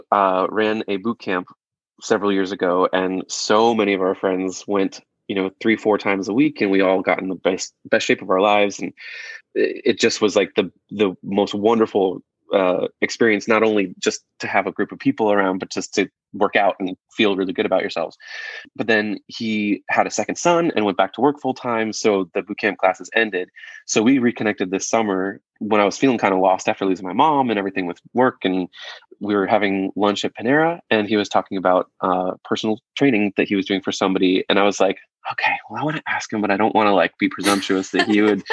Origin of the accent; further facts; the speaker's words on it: Rochester, New York, United States; moved away; I'm from growing up in Rochester, New York